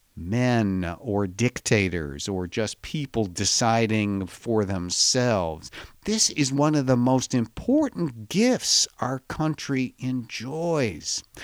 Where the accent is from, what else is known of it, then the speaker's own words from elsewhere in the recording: Chicago, Illinois, United States; I was born in the middle of this country in Chicago